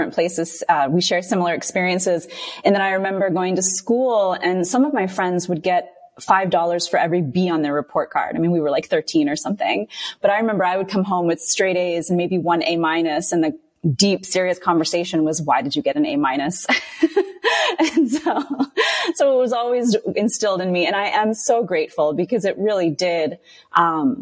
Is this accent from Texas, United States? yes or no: no; Alabama, United States; moved away; also born or lived in Philadelphia, United States / New York City, United States / Boston, United States; my family is originally from India, but I grew up in the United States, on the East Coast, Alabama, actually, and then moved my way up